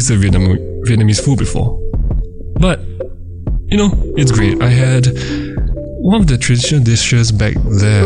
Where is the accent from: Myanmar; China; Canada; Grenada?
Myanmar; moved away; Myanmar, my hometown